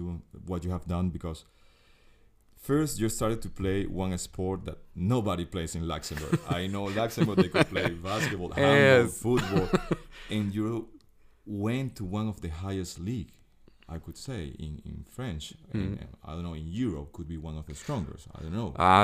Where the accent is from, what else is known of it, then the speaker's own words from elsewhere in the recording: Venezuela; English is a second language; For me, Jill, sports is everything. I grew up in Venezuela